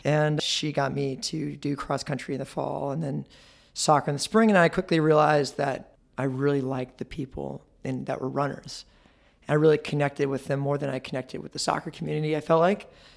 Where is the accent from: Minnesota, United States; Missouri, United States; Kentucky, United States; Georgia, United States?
Georgia, United States; Marietta; also born or lived in Ohio; I was born in Ohio, raised in Georgia, Marietta, Georgia